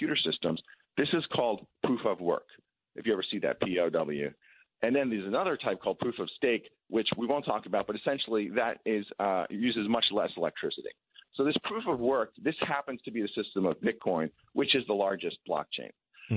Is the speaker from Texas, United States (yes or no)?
no; Long Island, New York, United States; I grew up on Long Island in the 70s.